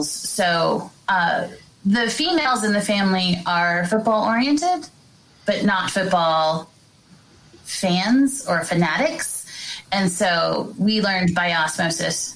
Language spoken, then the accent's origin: English; South Texas, United States; I grew I grew up in South Texas